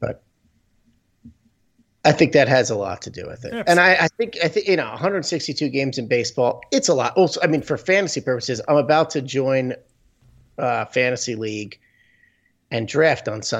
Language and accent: English; New Jersey, United States; born or raised there